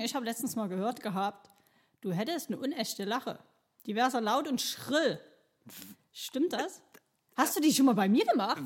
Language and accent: German; Chemnitz, Saxony, Germany; noch geboren, wo es noch Karl-Marx-Stadt mhm. hieß. Ähm, bin hier groß geworden